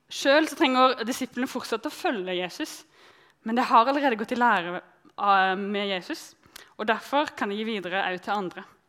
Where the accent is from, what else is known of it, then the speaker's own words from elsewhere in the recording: countryside outside Arendal, Agder, Norway; jeg vokste opp på bygda utenfor Arendal